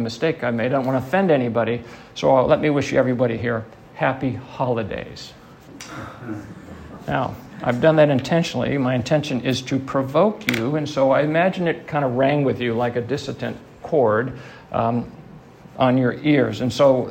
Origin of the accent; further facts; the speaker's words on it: Midwest, United States; I grew up in the Midwest